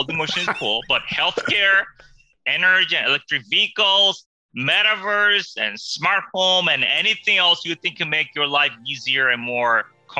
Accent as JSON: {"language": "English", "country": "South Korea", "tie": "born there", "said": "No, I was born in Korea, but I came to the U.S. for a year. I think it was a little bit more than a year, and went to junior high and went back to Korea. I went to college over there."}